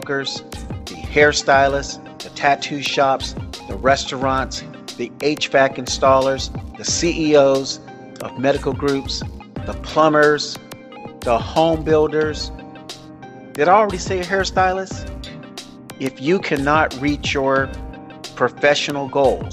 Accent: South Florida, United States; I grew up in South Florida.

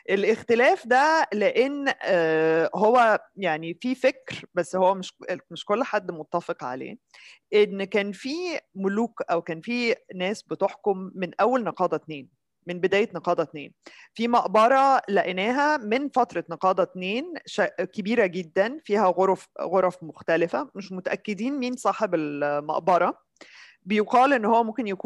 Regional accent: Nile Delta, Egypt; انا من الدلتا برضه

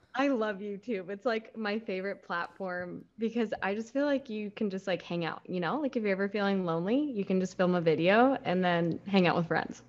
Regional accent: Seattle, Washington, United States; moved away as an adult; now in Huntington Beach, United States; growing up in Seattle, you're still by the Puget Sound

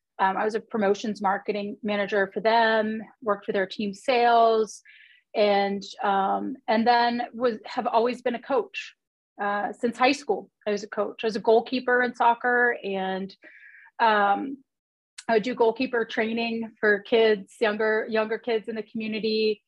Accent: Reston, Virginia, United States; I grew up in Northern Virginia in Reston. So I am a Title IX baby, born in 1971.

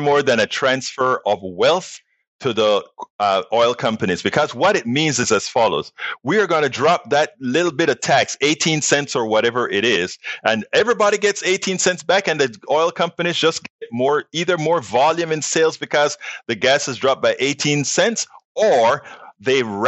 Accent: United States; we as American citizens

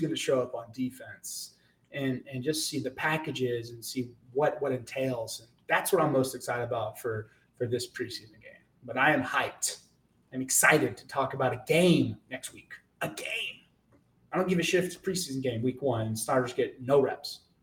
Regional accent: Texas, United States; I grew up in Texas

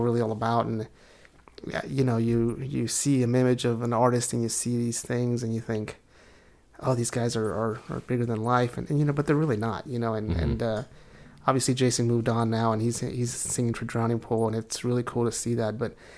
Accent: El Paso, Texas, United States; moved away as an adult; also born or lived in Houston; now in Dallas, United States; I'm from El Paso

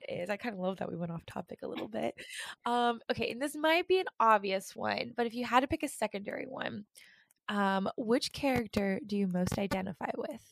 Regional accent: East Coast, United States; I grew up on the East Coast

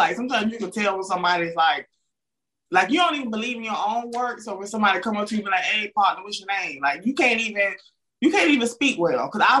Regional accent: the South, United States; accent: Southern; Especially from the South, when we have an accent, you know, I think a lot of us didn't realize we had an accent until we started talking to people from other places. Like, I didn't realize I had an accent until I went to college.

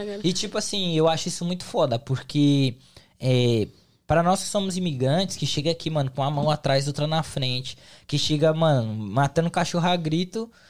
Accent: São Paulo, Brazil; now in United States; São Paulo, capital

